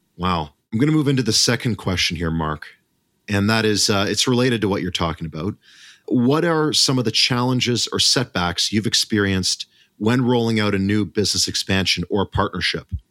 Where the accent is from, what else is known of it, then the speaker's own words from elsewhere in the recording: Canada; as a Canadian